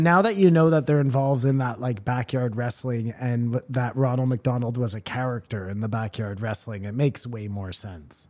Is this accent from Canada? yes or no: yes; Canada; I'm Canadian